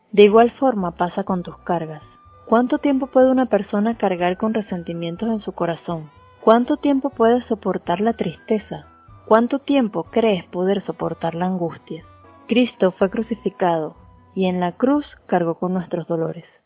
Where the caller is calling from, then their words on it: Puerto La Cruz, Anzoátegui, Venezuela; Desde Puerto La Cruz, Venezuela … expandiendo el reino.